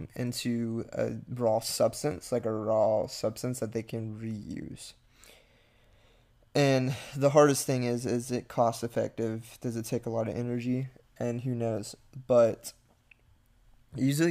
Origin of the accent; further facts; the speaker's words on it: near Galveston, Texas, United States; near my hometown